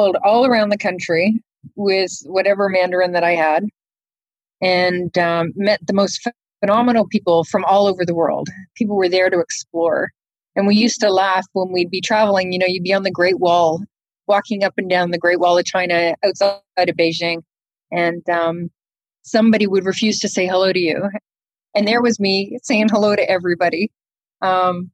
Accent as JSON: {"language": "English", "town": "Toronto", "region": "Ontario", "country": "Canada", "tie": "born or raised there", "moved": "as an adult", "lives_now": "Houston, United States", "said": "I'm Canadian. I grew up in Canada and went to high school in Canada, in Toronto"}